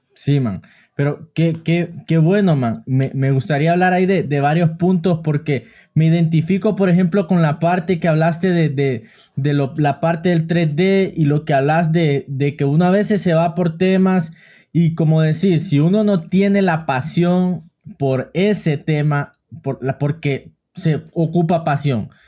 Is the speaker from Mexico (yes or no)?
no; Honduras; yo también soy de Honduras